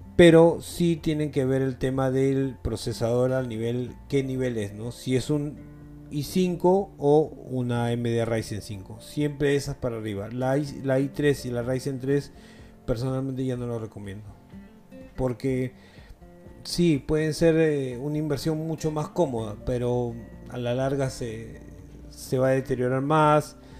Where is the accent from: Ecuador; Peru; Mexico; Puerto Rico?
Peru; acá en mi país, en Perú